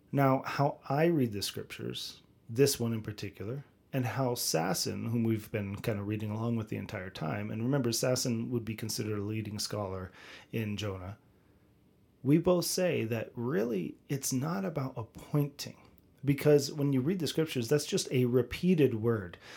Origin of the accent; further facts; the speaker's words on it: United States; I'm an American